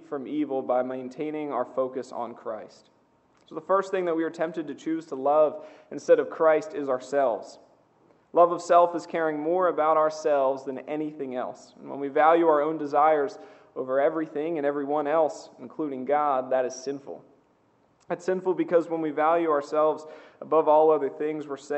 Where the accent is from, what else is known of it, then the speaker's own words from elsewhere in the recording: Seaford, Delaware, United States; I grew up outside of Seaford